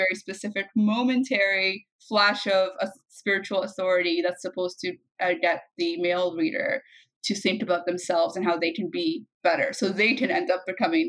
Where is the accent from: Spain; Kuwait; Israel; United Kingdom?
Kuwait; also born or lived in Egypt; and I had similar things growing up in Kuwait and in Egypt, right?